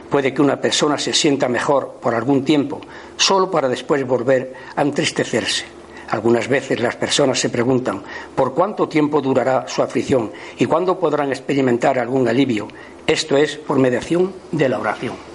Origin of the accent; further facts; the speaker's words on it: Andalusia, Spain; Por mi tierra, yo soy de Andalucía, aunque no se me note